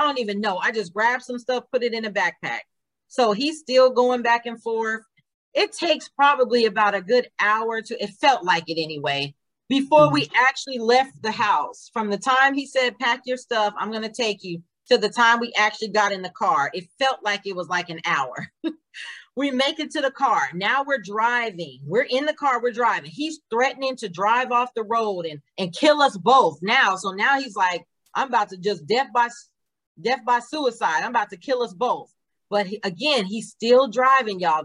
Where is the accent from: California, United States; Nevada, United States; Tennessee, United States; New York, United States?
Nevada, United States; moved away; I was born in Nevada